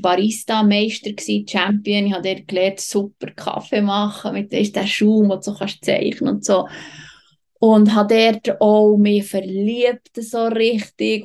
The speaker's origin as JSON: {"language": "German", "country": "Switzerland", "tie": "born or raised there", "also_born_or_lived": "Patagonia", "moved": "as an adult", "said": "für mich als Schweizerin"}